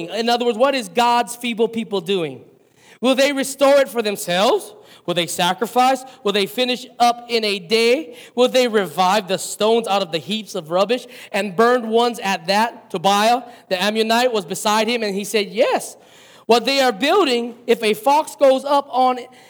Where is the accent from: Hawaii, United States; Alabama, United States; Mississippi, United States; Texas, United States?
Hawaii, United States; us Hawaiian people